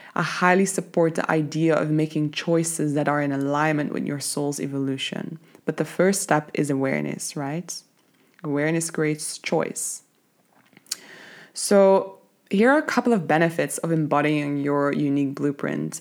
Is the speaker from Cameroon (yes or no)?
no; Belgium; moved away as an adult; now in Cape Town, South Africa; I'm originally from Belgium, but I live in Cape Town.